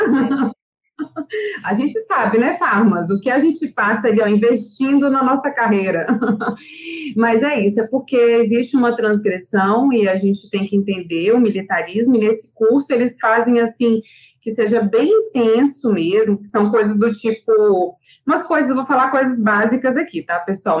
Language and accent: Portuguese; Brasília, Federal District, Brazil; now in Salvador, Brazil; eu sou brasiliense, mas moro, em, mas moro em Salvador